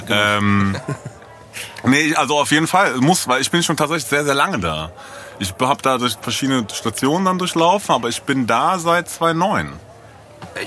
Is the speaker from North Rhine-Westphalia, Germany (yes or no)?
no; Frankfurt am Main, Hesse, Germany; ich bin ja in der Ecke aufgewachsen, so, weißt du? Ich bin da aus Eckenheim so und bin irgendwie da groß geworden